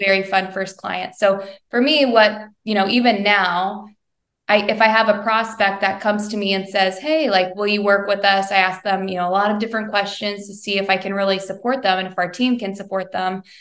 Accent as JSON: {"language": "English", "town": "Bedford", "region": "Indiana", "country": "United States", "tie": "born or raised there", "lives_now": "Westfield, United States", "said": "I'm a Hoosier gal through and through. I grew up in Southern Indiana, in Bedford, Indiana"}